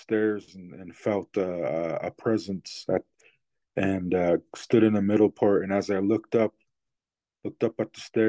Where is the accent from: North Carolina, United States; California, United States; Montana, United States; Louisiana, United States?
Montana, United States; Blackfeet Indian Reservation; I'm from the Blackfeet Indian Reservation in Montana.